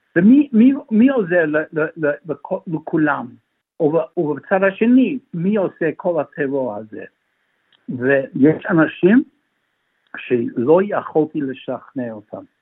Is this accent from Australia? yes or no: yes; Melbourne, Victoria, Australia; also born or lived in Israel; אני יליד מלבון, אני בוגר בית ספר הר הצופים מאונט סקרפס